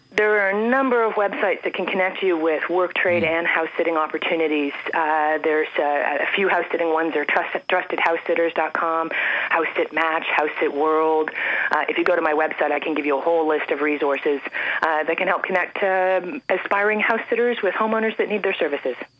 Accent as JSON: {"language": "English", "town": "Toronto", "region": "Ontario", "country": "Canada", "tie": "born or raised there", "also_born_or_lived": "Andes, South America", "moved": "as an adult", "said": "born and raised in Toronto"}